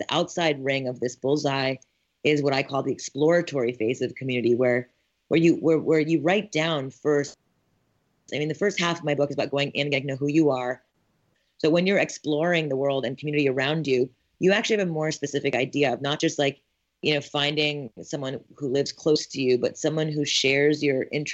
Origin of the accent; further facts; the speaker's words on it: Montreal, Quebec, Canada; moved away as an adult; also born or lived in Ithaca, New York; I'm born and raised in Montreal, Canada